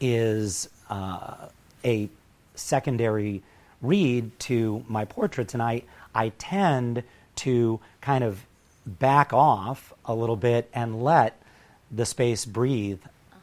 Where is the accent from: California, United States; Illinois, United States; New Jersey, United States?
California, United States; Los Angeles; I grew up in Pacific Palisades, which honestly back then was a sleepy little suburb.